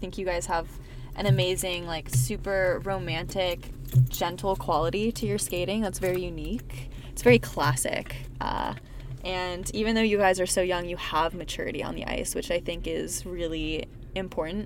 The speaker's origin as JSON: {"language": "English", "town": "San Jose", "region": "California", "country": "United States", "tie": "born or raised there", "said": "we grew up together in San Jose"}